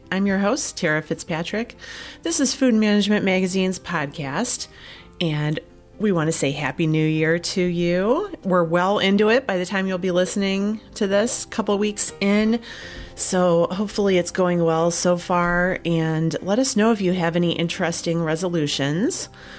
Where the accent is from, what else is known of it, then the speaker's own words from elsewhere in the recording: Ohio, United States; That is in my home state of Ohio, and it's not too far from where I live.